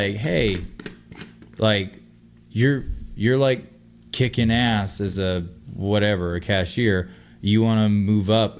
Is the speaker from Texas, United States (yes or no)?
yes; Texas, United States; I'm from Texas